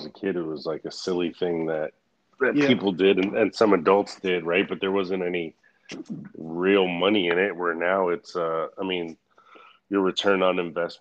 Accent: Jacksonville, Florida, United States; my hometown Jags

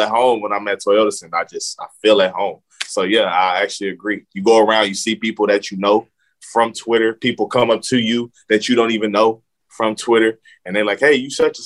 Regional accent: Houston, Texas, United States; I'm from Houston. My family is Rockets fans.

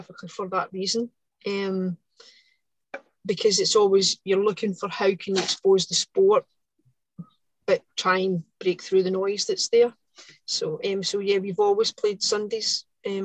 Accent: Lanarkshire, Scotland, United Kingdom; I don't come from Paisley area, so like I come from Lanarkshire

